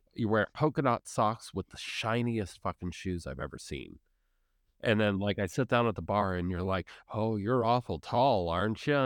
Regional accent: United States; as an American

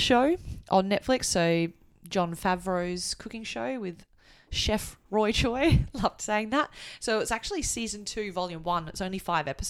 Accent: Australia; I've grown up, you know, in Australia

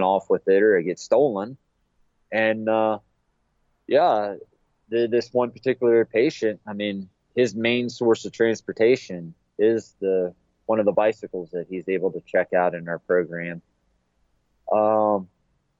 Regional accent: Chillicothe, Ohio, United States; the Chillicothe VA here in my hometown

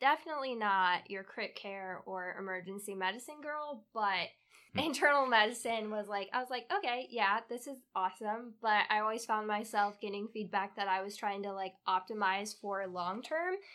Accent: Kansas, United States; moved away as an adult; also born or lived in upstate New York / North Carolina; now in Florida, United States; I was originally born in upstate New York, and when I was pretty young, moved to Kansas, where I spent all my childhood and up until end of high school

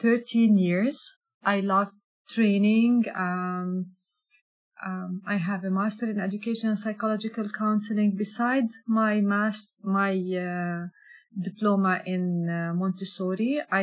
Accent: Jordan; English is a second language; I'm from Jordan.

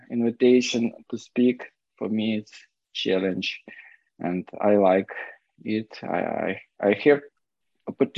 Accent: Kyiv, Ukraine; English is a second language; I'm an alcoholic from Kiev, Ukraine

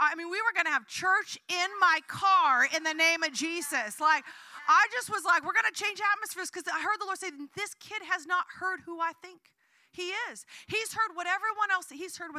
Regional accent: Southern Oregon, United States; now in San Francisco, United States; I grew up in Southern Oregon

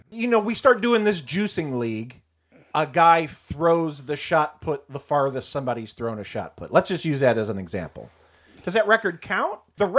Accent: St. Louis, Missouri, United States; Travis, we're from St. Louis.

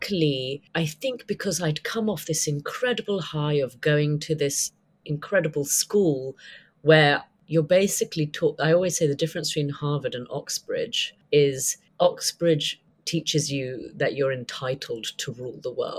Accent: United Kingdom; also born or lived in United States; I'm a Brit

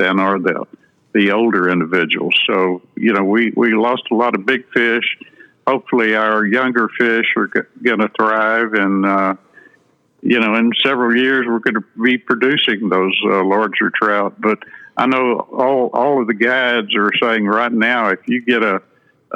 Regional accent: Sinton, Texas, United States; I grew up in Sinton in the 1950s and 60s

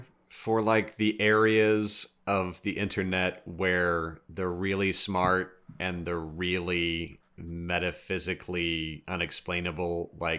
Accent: Kansas, United States; And growing up in Kansas, honestly, I kind of thought it was Twister for a while.

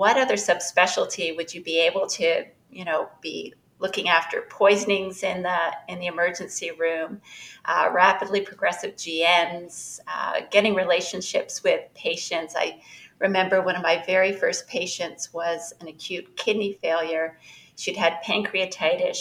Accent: Canada; moved away as an adult; now in Chicago, United States; currently I'm in Chicago. I'm a Canadian

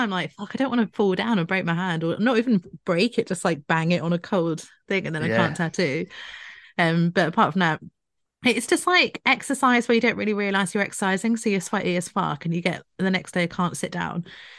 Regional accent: Scotland, United Kingdom; I've got quite a high tolerance being Scottish, though.

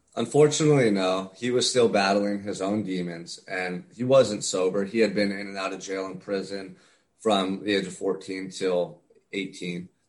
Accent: Santa Barbara, California, United States; I'm from Santa Barbara, California. Um, beautiful small town about an hour and a half north of Los Angeles as a kid, I grew up right on the beach

